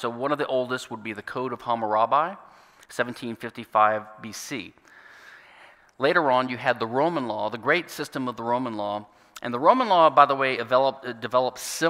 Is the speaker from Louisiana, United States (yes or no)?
yes; Louisiana, United States; my home state, Louisiana